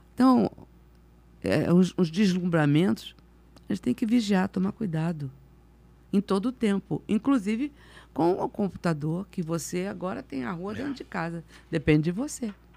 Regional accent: Rio de Janeiro, Brazil; also born or lived in Campo Grande, Rio de Janeiro; Nasci ali na Tijuca

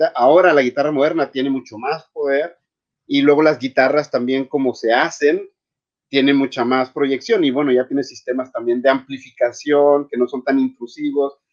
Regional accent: Chihuahua, Mexico; moved away; also born or lived in Paris / Berlin / Rome / Vienna; yo soy originario de Chihuahua

